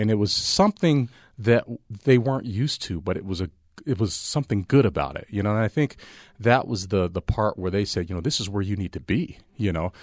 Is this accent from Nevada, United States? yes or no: yes; Las Vegas, Nevada, United States; also born or lived in Altus, Oklahoma; I've grown up, you know, uh, living in Vegas. So I, I'm a Vegas guy.